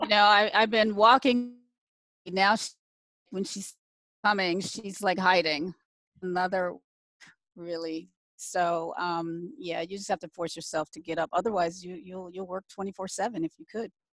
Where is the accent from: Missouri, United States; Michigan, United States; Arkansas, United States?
Michigan, United States; moved away as an adult; also born or lived in Canton, Ohio / Washington, D.C.; was born in Canton, Ohio, um, the home of the Football Hall of Fame for those who are football fans. Um, my dad got a job at General Motors, so he moved us to Michigan. So I was raised in Michigan